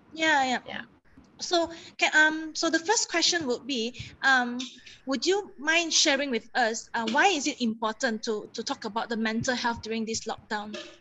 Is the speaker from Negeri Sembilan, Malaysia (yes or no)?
no; Kuching, Sarawak, Malaysia; moved away as an adult; now in Kuala Lumpur, Malaysia; I'm from Kuching, and and mm-hmm. I I moved here when I was 18